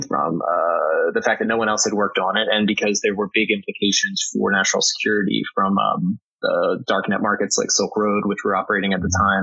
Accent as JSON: {"language": "English", "region": "Delaware", "country": "United States", "tie": "born or raised there", "said": "I grew up in Delaware, went to UD"}